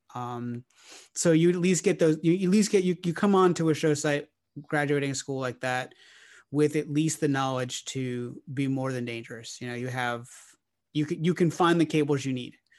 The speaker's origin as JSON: {"language": "English", "town": "Orlando", "region": "Florida", "country": "United States", "moved": "yes", "lives_now": "Nashville, United States", "said": "I'm originally from Orlando, Florida"}